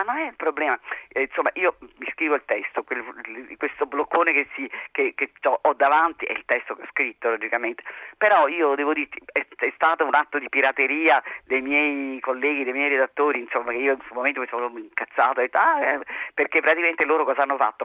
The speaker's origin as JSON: {"language": "Italian", "town": "Naples", "region": "Campania", "country": "Italy", "said": "io sono una napoletana"}